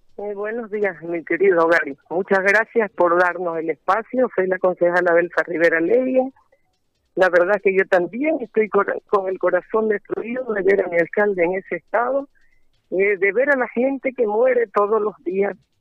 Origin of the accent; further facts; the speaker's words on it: San Ramón, Beni, Bolivia; mi pueblo